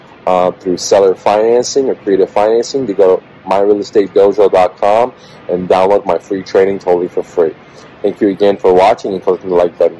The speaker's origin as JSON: {"language": "English", "country": "United States"}